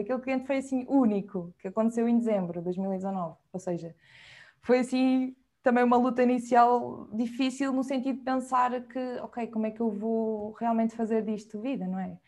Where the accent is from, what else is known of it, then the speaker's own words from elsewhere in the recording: Viseu, Portugal; moved away as an adult; also born or lived in Lisbon; now in Porto, Portugal; Sou de Viseu e neste momento estou baseada no Porto, apesar de ter estado em Lisboa durante sete anos, desde a faculdade